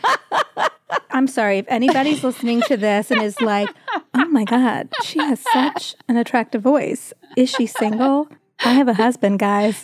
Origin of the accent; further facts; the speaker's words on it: Greensboro, North Carolina, United States; also born or lived in Tuscaloosa, Alabama; raised in North Carolina